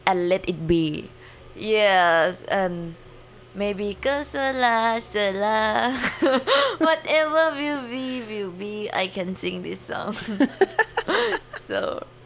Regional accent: Thailand; English is a second language; moved away as an adult; now in San Francisco, United States; in Thailand, I always wear short. It's sunny and hot.

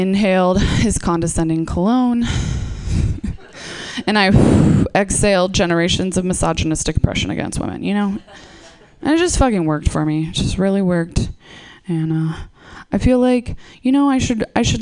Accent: East Coast, United States; moved away; also born or lived in Seattle; I'm from the East Coast

